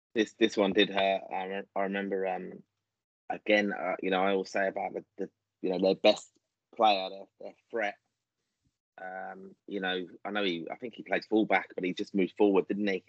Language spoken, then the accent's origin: English; Ireland; Irish fans